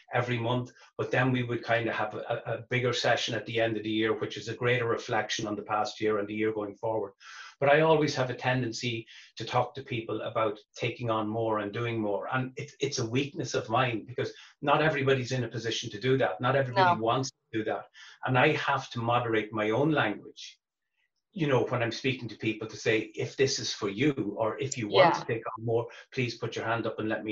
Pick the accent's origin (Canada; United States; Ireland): Ireland; Dundalk, Leinster; also born or lived in Stillorgan, Dublin; I was born in Stillaugh and then moved up to Dundalk when I was 6